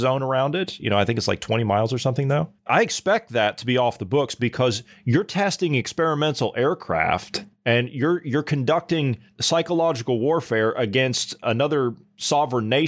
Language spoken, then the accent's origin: English; United States; as an American